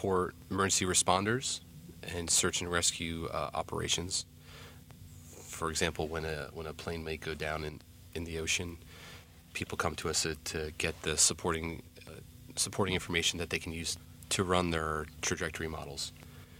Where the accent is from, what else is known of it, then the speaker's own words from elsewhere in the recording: New Jersey, United States; growing up in New Jersey, I was always had an affinity for the beach